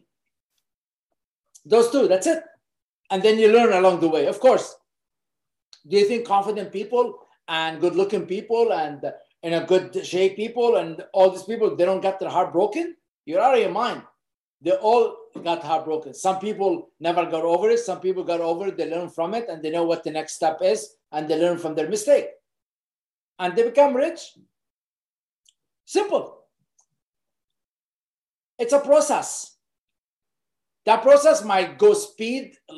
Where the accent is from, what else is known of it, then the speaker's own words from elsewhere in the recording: Beirut, Beirut Governorate, Lebanon; moved away as an adult; now in Canada; I grew up in Beirut, Lebanon